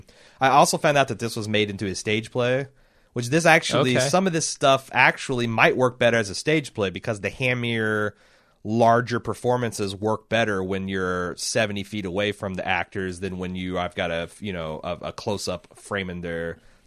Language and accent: English; Indiana, United States; I grew up in Indiana.